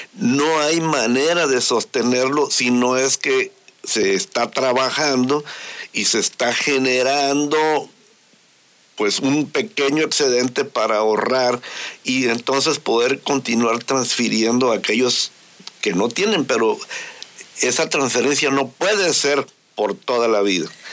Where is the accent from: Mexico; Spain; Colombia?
Mexico; Todos somos mexicanos.